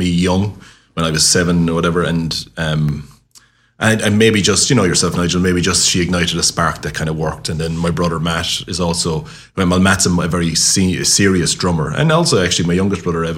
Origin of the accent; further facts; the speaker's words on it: Limerick, Munster, Ireland; also born or lived in Dublin / Cork; I spent all my life on at Lunkard Street, really, growing up in the King's Island, which I loved.